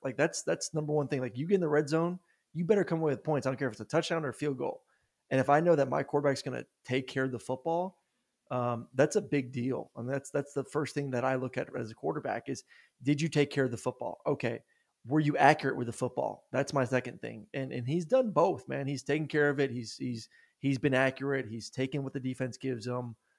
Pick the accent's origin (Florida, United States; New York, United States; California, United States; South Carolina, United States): Florida, United States; Tampa; I'm from Florida. Like, I grew up in Tampa.